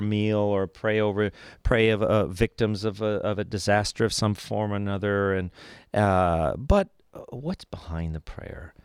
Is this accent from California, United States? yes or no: yes; Los Angeles, California, United States; I was born in East Los Angeles